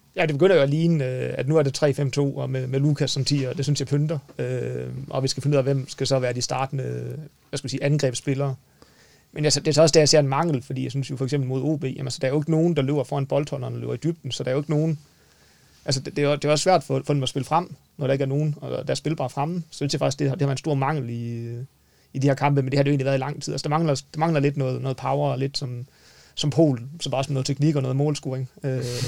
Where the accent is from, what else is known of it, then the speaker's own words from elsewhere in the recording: North Jutland, North Denmark Region, Denmark; Men nu er vi jo nordjyder